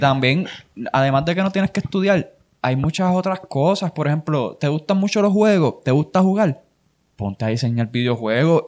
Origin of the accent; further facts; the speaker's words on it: Puerto Rico; yo vivía en Nahuatl cuando eso, yo soy de Nahuatl